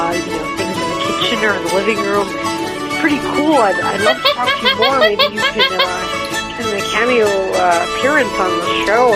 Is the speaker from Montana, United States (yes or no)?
no; Utah, United States; I'm from Utah.